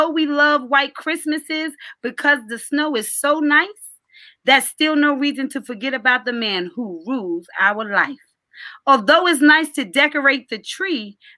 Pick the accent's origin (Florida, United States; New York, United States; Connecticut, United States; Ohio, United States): New York, United States; my church that I grew up in New York